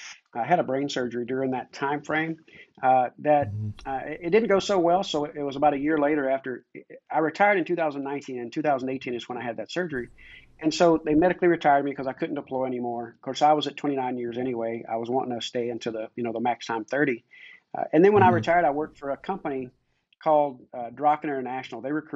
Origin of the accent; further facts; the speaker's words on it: Richmond, Kentucky, United States; I grew up in Richmond, Kentucky, which is not more than a couple hours away.